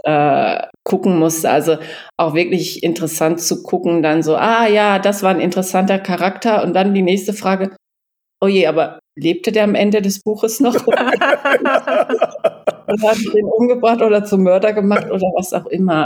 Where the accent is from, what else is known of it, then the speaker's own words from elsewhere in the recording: Canhusen, Lower Saxony, Germany; moved away as an adult; also born or lived in Giessen; now in East Frisia, Germany; in meinem Heimatort, das spielt in Kannhusen, wo ich aufgewachsen bin